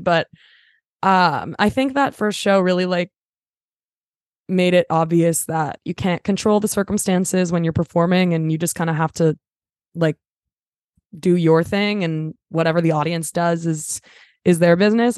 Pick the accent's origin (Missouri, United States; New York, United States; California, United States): California, United States; Los Angeles; I'm from L A, I'm a Valley girl